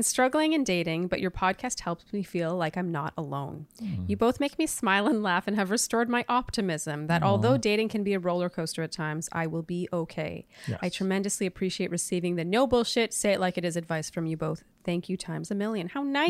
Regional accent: Canada; As a Canadian

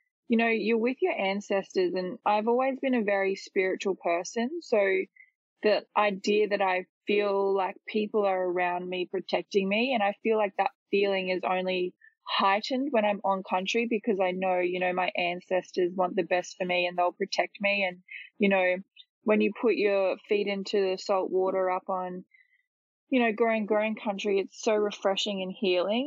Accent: Ipswich, Queensland, Australia; But I grew up in Ipswich, so I've lived in Ipswich my whole life

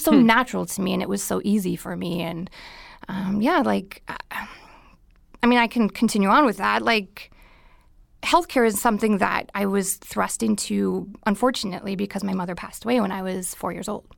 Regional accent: Minnesota, United States; moved away as an adult; now in California, United States; I was born and raised in Minnesota.

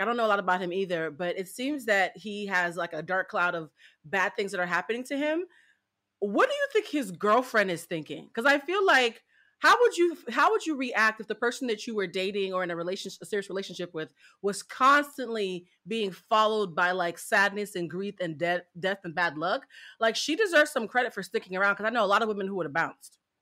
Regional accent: Boston, Massachusetts, United States; I'm from Boston

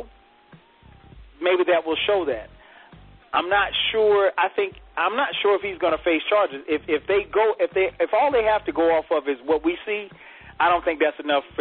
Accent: Florence, South Carolina, United States; My hometown, Florence, South Carolina, is 10 miles away from Darlington Speedway

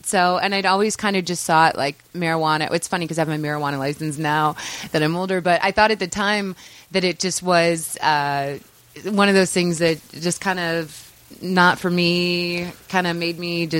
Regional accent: St. Louis, Missouri, United States; In St. Louis, Missouri.

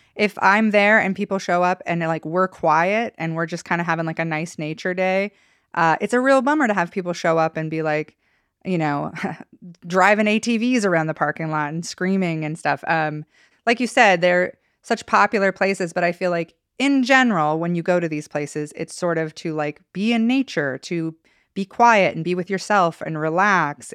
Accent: Idaho, United States; growing up in Idaho

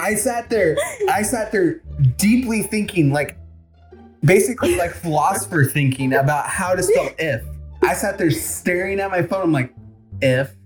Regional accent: the South, United States; accent: southern; My southern accent kicks

